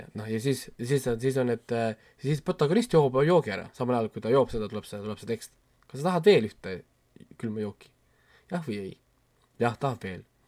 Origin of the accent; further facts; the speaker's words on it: Estonia; mul on kahju olla eestlane teatud momentidel